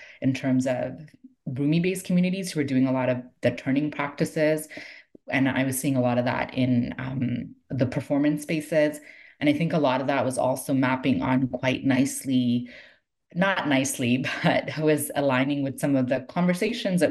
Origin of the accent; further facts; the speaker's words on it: Toronto, Ontario, Canada; I grew up in Toronto